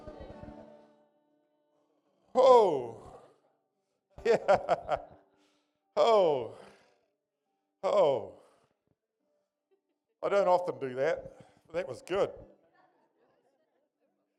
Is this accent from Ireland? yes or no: no; Nelson, New Zealand; moved away as an adult; also born or lived in Fiordland / Orepuki; I was born in Nelson actually, to a mother